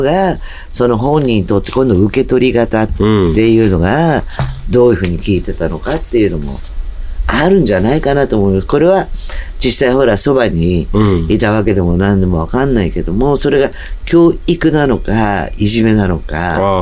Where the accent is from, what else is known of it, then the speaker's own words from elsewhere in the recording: Tokyo, Japan; 私はもうここの近辺の生まれも育ちも